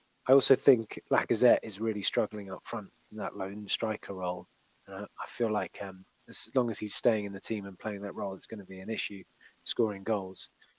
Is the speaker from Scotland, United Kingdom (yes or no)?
no; London, United Kingdom; I know I'm a Londoner